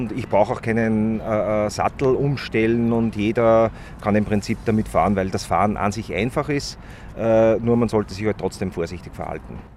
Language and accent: German; Upper Austria, Austria; Und ich bin, äh, ich bin ja aus Oberösterreich und jedes Mal, wenn ich nach Wien fahre, äh, ist es für mich ein Graus